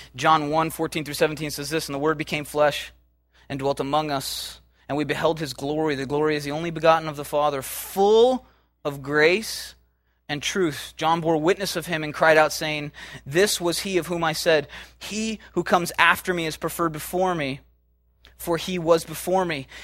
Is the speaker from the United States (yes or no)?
yes; United States; we as American Christians